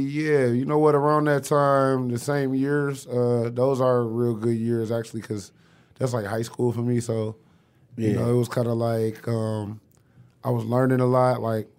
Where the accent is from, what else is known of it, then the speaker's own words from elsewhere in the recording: Detroit, Michigan, United States; I mean, I was in the ghetto. You know what I mean? I grew up off of Dexter. Yeah, I didn't know how ghetto. I didn't know how ghetto it was till I went other places.